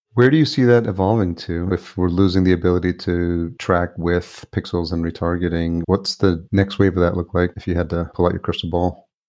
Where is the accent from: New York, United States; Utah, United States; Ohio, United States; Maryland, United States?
New York, United States; just outside; also born or lived in El Salvador; I grew up in just outside New York and lived in New York City